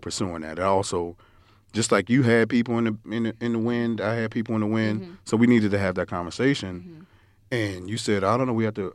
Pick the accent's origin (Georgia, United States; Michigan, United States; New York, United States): New York, United States; moved away; growing up in New York, we used to oh, my parents used to always send us down south